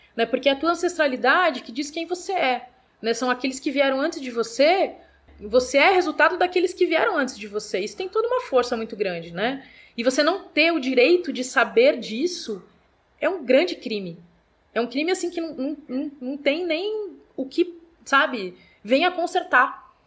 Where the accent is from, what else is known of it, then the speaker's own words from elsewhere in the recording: Brazil; Nós somos brasileiros e brasileiras